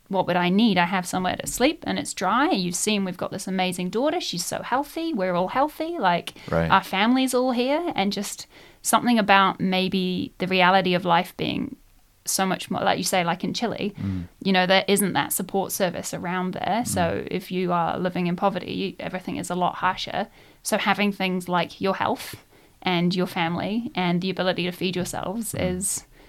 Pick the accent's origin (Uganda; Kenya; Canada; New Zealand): New Zealand; Nelson; also born or lived in United Kingdom / Bangkok; I grew up in Nelson. So I spent about 12 years doing all of my high school growing up in Nelson.